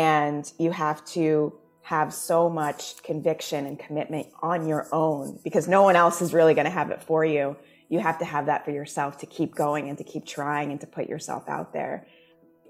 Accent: Jamaica; now in United States; I am Jamaican. When I go home, my family's Jamaican, you know, like everyone speaks in Patois, like that is the culture that I grew up

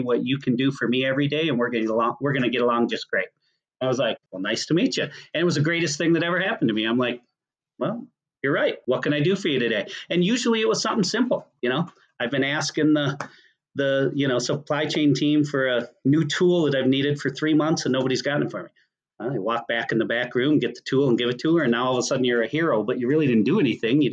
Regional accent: Minnesota, United States; I'm from Minnesota.

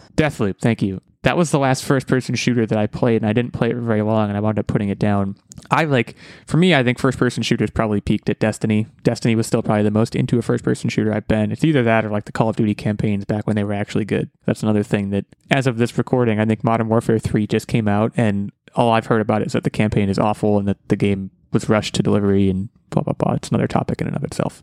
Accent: United States; I'm American

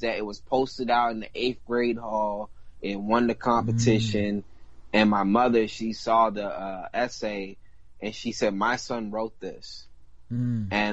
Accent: the South, United States; I come from the South, but I got that, you know, Espanol, and I got that islander in me 100%

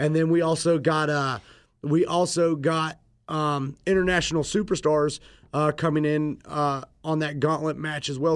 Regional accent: Raeford, North Carolina, United States; also born or lived in Fayetteville, North Carolina

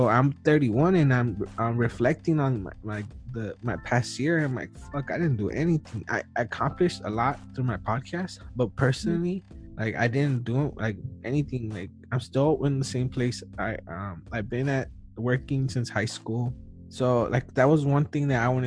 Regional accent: United States; I was born in the U.S., so I'm an American

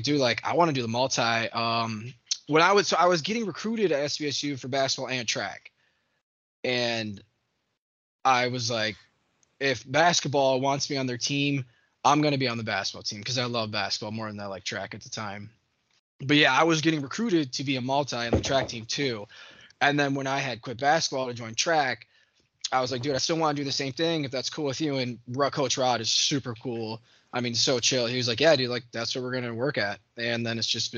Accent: Pinckney, Michigan, United States; I grew up in Pinckney, right outside Hell, Michigan

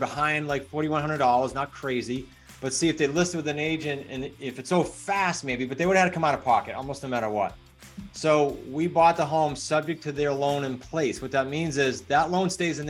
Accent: New England, United States; I'm from New England, so I talk fast.

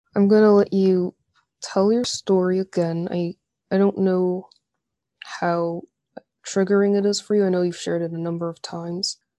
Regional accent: United States; I was born in America, all my siblings were all Americanized too

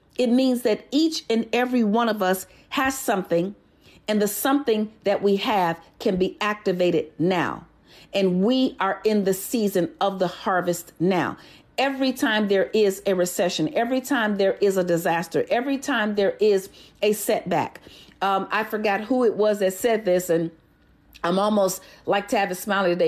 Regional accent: Chicago, Illinois, United States; I was born and raised in Chicago

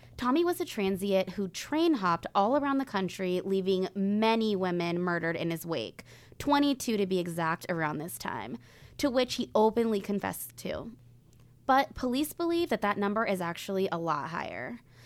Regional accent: Northern California, United States; when I was younger, growing up in Northern California

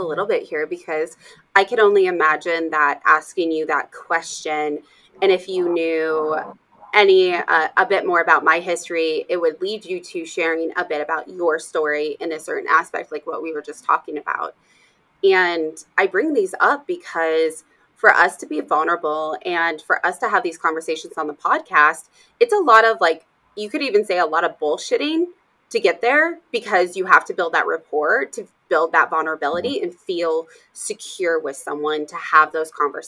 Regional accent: Arizona, Idaho, United States; moved away; also born or lived in Colorado; I grew up in Arizona, Idaho, and I've lived in Colorado

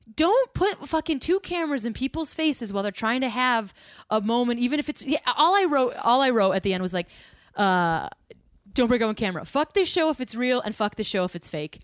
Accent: Midwest, United States; I'm from the Midwest

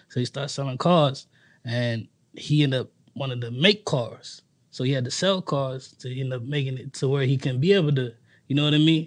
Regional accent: New York City, New York, United States; now in Washington, Pennsylvania, United States; I'm originally from Harlem, New York

